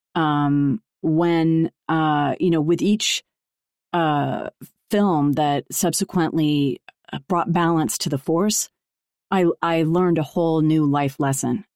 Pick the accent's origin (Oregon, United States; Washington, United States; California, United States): California, United States; Los Angeles; growing up in Los Angeles in an entertainment family